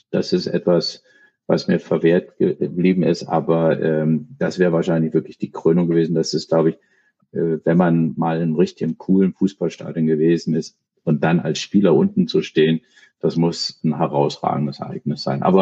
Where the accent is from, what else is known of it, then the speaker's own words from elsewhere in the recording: Berlin, Germany; also born or lived in Copenhagen, Denmark; Ich bin in Berlin geboren, ähm, noch zu Zeiten äh, der Mauer äh, im westlichen Teil der Stadt, bin da auch äh, lange gewesen, habe mal auch woanders zwischenzeitlich familiär bedingt durch meine Eltern äh, gelebt in Kopenhagen, aber äh, bin Berliner